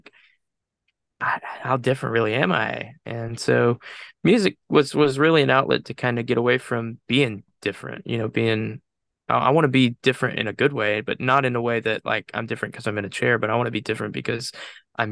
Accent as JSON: {"language": "English", "town": "Enterprise", "region": "Alabama", "country": "United States", "said": "I'm from Enterprise, so it's about 30-ish minutes away from where I'm at."}